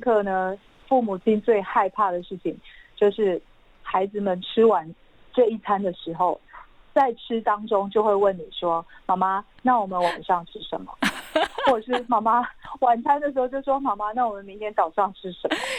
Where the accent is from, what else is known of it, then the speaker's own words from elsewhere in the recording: Linluo, Pingtung County, Taiwan; first language Hakka; Chinese is a second language; now in Taipei, Taiwan; 我是屏东林洛乡的客家人，我从小在，我从五岁开始就在客家村长大